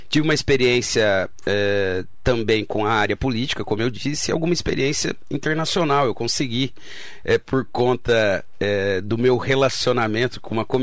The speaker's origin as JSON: {"language": "Portuguese", "town": "São José do Rio Preto", "region": "São Paulo", "country": "Brazil", "tie": "born or raised there", "said": "É, eu sou natural né, de São José do Rio Preto."}